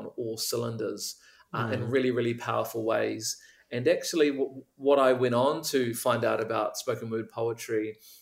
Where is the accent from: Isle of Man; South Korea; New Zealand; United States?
New Zealand; Auckland; I was brought up in Tāmaki Makaurau